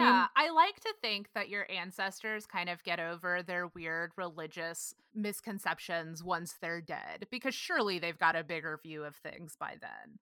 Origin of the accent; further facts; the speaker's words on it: Granbury, Texas, United States; moved away as an adult; now in Los Angeles, United States; growing up in Granbury, we had, there were people buried in the cemetery out by my house